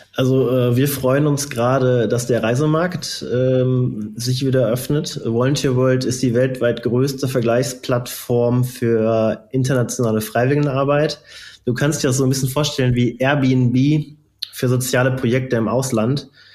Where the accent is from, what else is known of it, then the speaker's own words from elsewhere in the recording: Geldern, North Rhine-Westphalia, Germany; Ich komme ja ganz aus der Nähe ähm, von Düsseldorf. In Geldern bin ich groß geworden